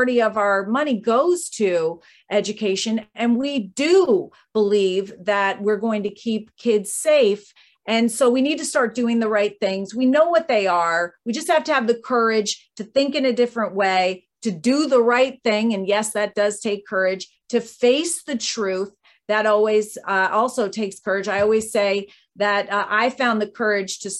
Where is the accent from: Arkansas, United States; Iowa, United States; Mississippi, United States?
Arkansas, United States; you're from Arkansas and I am too